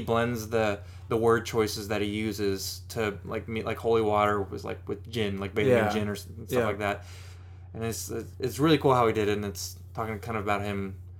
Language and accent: English; Seattle, Washington, United States; Yeah, I'm from Seattle. There's hella Honda Civics.